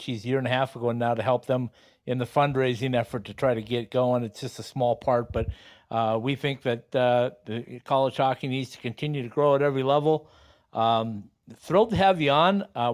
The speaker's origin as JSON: {"language": "English", "town": "Bemidji", "region": "Minnesota", "country": "United States", "tie": "born or raised there", "also_born_or_lived": "Duluth, Minnesota / Arizona", "moved": "as an adult", "said": "I grew up just outside of Bemidji"}